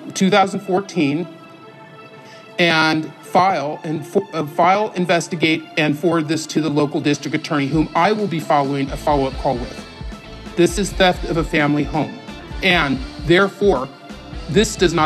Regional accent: California, United States; I'm the one from California

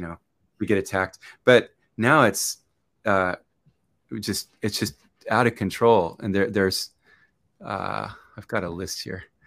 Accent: Southern California, United States; moved away as an adult; also born or lived in Japan; now in Nagoya, Japan; I grew up in California, in Southern California

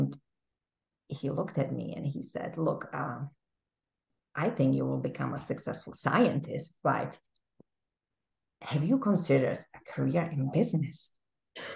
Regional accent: Czechia; English is a second language; moved away as an adult; now in Massachusetts, United States; I grew up in a small country in Central Europe that is now called the Czech Republic

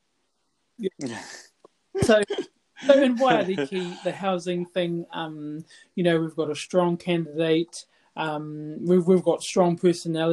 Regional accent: Tauranga, Bay of Plenty, New Zealand; I'm from Tauranga. I'm from the East Coast.

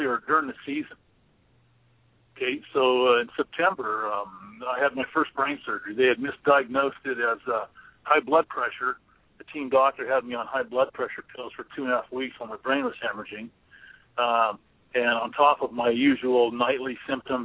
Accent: Stockton, California, United States; moved away; also born or lived in Colorado; one of my good buddies I grew up with in Stockton

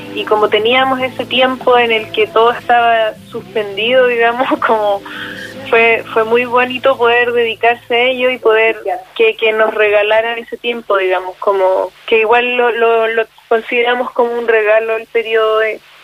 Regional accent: Chile; las personas hemos estado cambiando como chilenas, chilenas

